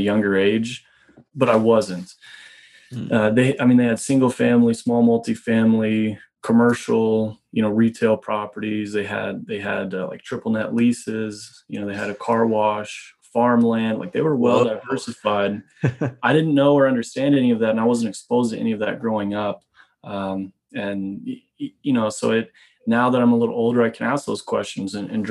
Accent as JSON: {"language": "English", "region": "Midwest", "country": "United States", "tie": "born or raised there", "also_born_or_lived": "Boulder, Colorado", "moved": "as an adult", "lives_now": "Canada", "said": "I grew up in the Midwest"}